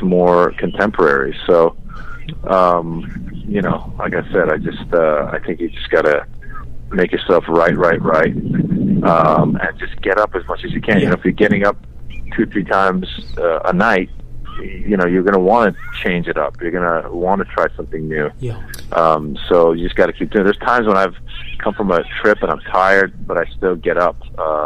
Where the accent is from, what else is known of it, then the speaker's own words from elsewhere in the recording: Tiburon, California, United States; also born or lived in Iran; I grew up in Tiburon